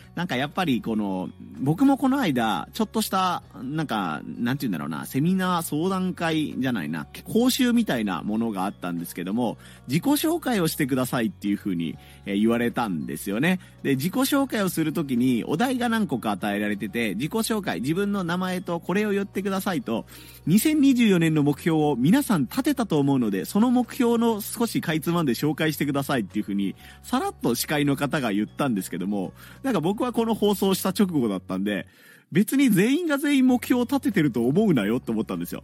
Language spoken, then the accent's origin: Japanese; Hiroshima, Japan; moved away; 僕の実家があるところですね、子供の頃から大学生ぐらいまでを過ごした広島市